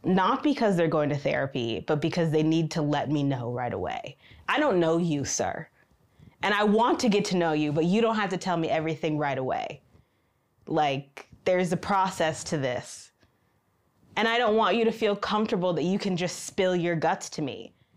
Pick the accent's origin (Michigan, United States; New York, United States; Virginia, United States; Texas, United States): Michigan, United States; moved away as an adult; now in China; I've lived in China for three years, and I am from Michigan in the United States